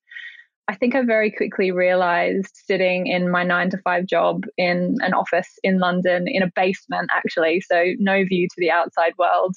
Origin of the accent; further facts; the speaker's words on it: Australia; accent: Australian; moved away as an adult; now in United Kingdom; as you'll quickly pick up from my accent, I'm also Australian like you. So I moved to the UK actually 7 years ago today.